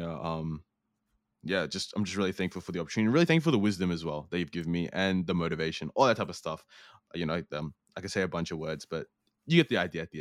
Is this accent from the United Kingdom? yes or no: no; New Zealand; also born or lived in Australia; cuz I grew up in New Zealand and Australia